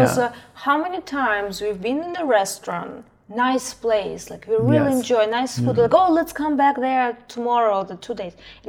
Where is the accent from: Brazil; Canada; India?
Brazil; English is a second language; because I speak several languages, and we spoke in English, but we said, oh, from Brazil, so it was one price.